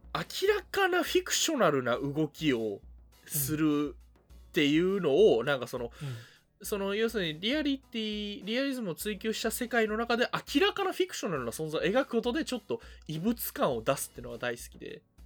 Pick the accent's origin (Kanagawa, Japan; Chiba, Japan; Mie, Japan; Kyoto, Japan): Kyoto, Japan; 私、だから京都出身